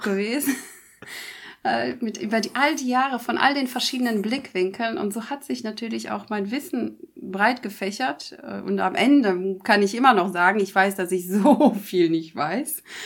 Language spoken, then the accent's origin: German; Germany; hier bei uns in Deutschland